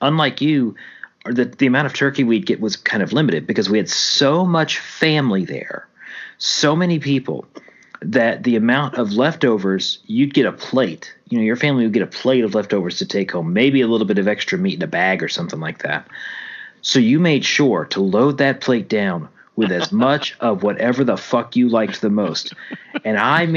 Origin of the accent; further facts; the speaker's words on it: Louisiana, United States; also born or lived in Oklahoma City; now in Texas, United States; until I moved away from Louisiana